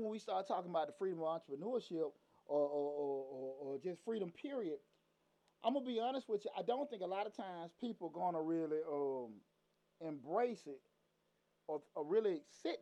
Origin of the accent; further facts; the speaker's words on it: Atlanta, Georgia, United States; growing up in Atlanta in the 90s